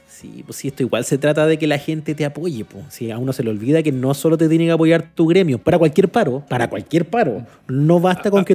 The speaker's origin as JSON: {"language": "Spanish", "country": "Chile", "said": "yo, como chileno, como conductor de medios"}